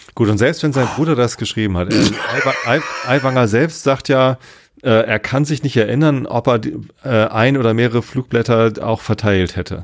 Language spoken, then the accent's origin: German; Germany; als Deutscher